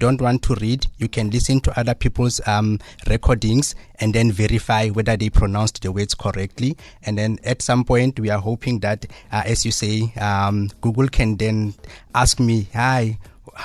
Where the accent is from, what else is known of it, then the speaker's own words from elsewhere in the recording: Free State, South Africa; accent: Sesotho; English is a second language; So, for instance, I have my own unique accent because I'm from the Free State. Mm. So my English will have some Sesotho accent in it.